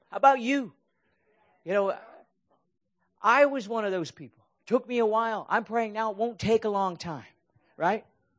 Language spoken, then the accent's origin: English; Akron, Ohio, United States; moved away as an adult; also born or lived in Bay Area, California; now in California, United States; I'm from Akron. I grew up in Akron, Ohio. And I knew that I'd been a California transplant, you know, for more than half my life now.